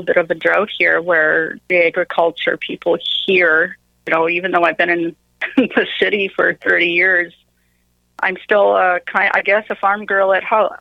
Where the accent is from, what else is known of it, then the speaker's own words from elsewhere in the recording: Manitoba, Canada; moved away as an adult; now in Calgary, Canada; growing up in Manitoba